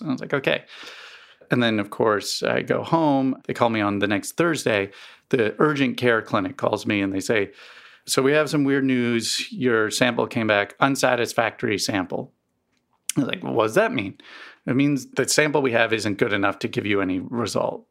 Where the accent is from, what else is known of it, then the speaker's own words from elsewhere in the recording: East Coast, United States; now in Missouri, United States; I grew up on the East Coast, um, and never really had allergies until I moved to Missouri